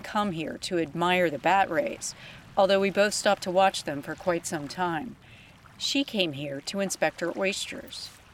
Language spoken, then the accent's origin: English; the South, United States; now in Sacramento, United States; I grew up in the South and spent what seems like every summer escaping to the Gulf Coast